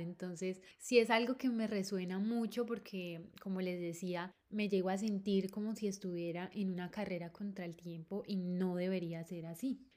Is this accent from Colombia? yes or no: yes; Colombia; moved away as an adult; now in Barcelona, Spain; mi opinión como colombiana viviendo acá en Barcelona